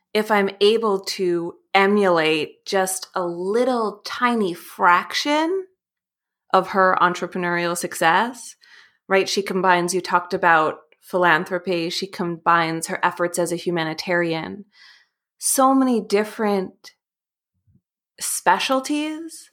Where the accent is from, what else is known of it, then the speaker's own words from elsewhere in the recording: New York City, New York, United States; I grew up in New York City